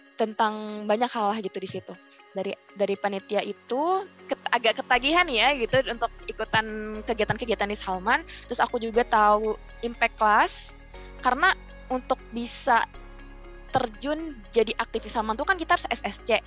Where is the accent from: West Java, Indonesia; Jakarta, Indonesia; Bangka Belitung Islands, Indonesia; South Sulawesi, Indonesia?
Bangka Belitung Islands, Indonesia; seorang gadis biasa dari, dari Belitung gitu dari pelosok pencil